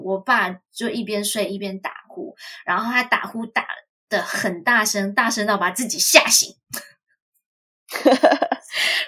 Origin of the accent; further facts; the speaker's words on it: Taiwan; now in United States; 我自己也是谨慎的台湾人